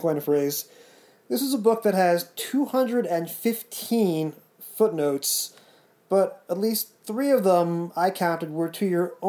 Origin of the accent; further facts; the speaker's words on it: New Jersey, United States; I grew up in the States watching the show on movie format